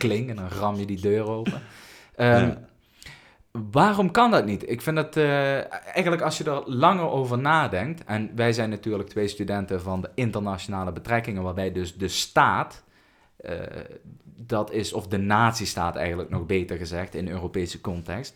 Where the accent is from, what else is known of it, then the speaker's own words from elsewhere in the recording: Netherlands; als ik, geboren bent als Nederlander